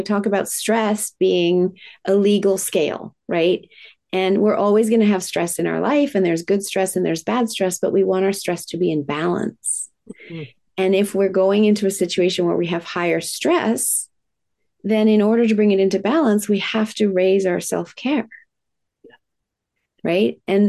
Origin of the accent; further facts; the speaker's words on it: Japan; moved away; I was raised in Japan